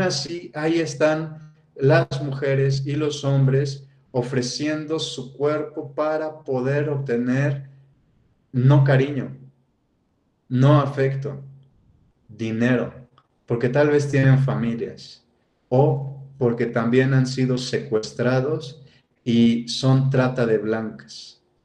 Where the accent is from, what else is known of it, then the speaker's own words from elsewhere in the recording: Mexico City, Mexico; now in Querétaro, Mexico; yo que soy de Ciudad de México y bueno, ahora actualmente que vivo en Ciudad, eh, en, Querétaro